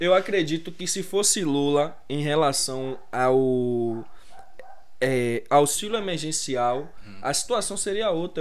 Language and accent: Portuguese; Brazil; nós que somos brasileiros